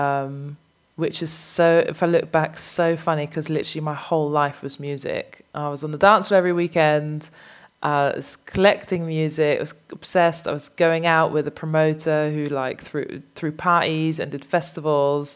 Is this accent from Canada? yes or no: no; Amsterdam, North Holland, Netherlands; I grew up in Amsterdam